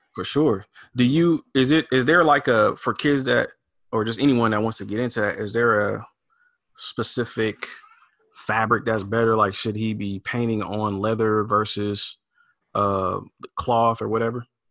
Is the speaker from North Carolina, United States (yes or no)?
no; Portland, Oregon, United States; I grew up here in in Portland, Oregon